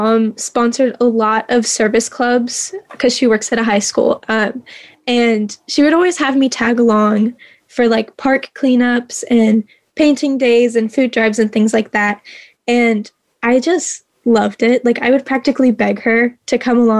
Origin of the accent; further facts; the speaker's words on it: Clarksville, Tennessee, United States; I'm from Clarksville, Tennessee. So I'm about an hour out from Nashville.